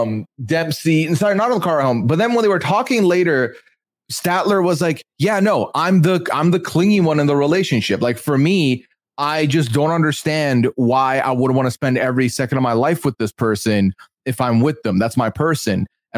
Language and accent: English; Dubai, United Arab Emirates; Like, listen, I come from Dubai.